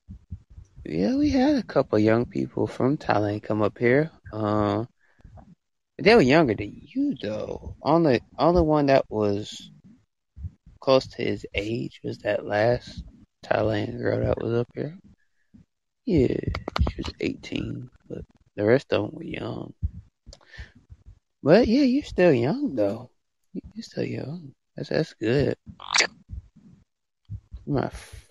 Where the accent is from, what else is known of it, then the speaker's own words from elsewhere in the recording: United States; I'm from the, the USA